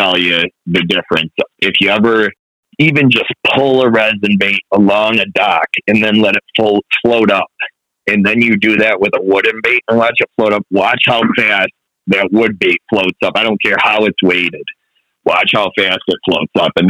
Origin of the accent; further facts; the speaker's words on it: Buffalo, New York, United States; I grew up on the Niagara and Buffalo Harbor fishing